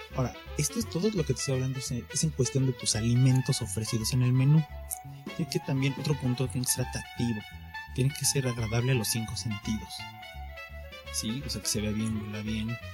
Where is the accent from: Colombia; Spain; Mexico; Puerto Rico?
Mexico; como mexicano